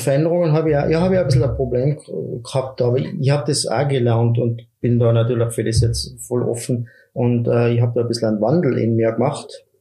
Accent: Mieming, Tyrol, Austria; Mirming ist meine Heimat, ich habe meine Freunde

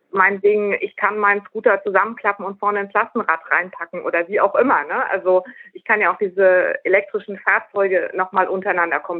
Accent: North Rhine-Westphalia, Germany; Also ich komme aus Nordrhein-Westfalen, da gibt es sehr viel mehr davon.

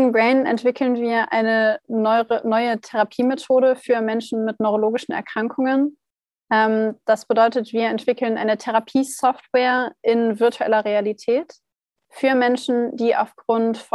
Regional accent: Hanover, Lower Saxony, Germany; now in Heidelberg, Germany; Ich komme ursprünglich aus Hannover. Meine Firma habe ich dann in Heidelberg gegründet, weil ich auch hier studiert habe, denn ich bin von Hannover nach Heidelberg gezogen

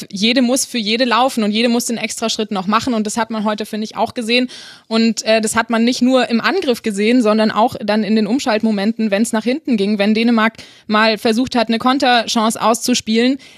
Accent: Austria; wenn ich das als Österreicher so sagen darf.

